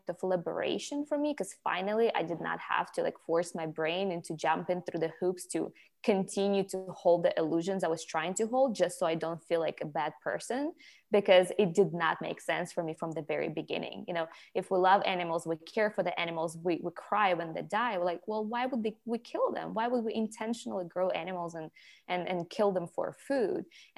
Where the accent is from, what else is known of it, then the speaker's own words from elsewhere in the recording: Ukraine; moved away; but I grew up in Ukraine, and in Ukraine, you know